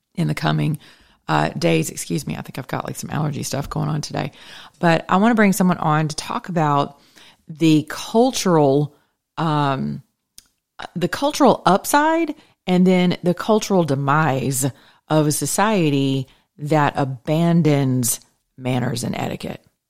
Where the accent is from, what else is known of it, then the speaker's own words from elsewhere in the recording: the South, United States; I am from the South